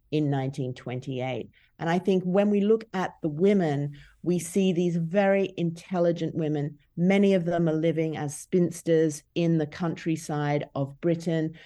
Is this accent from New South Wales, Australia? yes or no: no; Brisbane, Queensland, Australia; moved away as an adult; And Brisbane is actually my hometown, but when I grew up there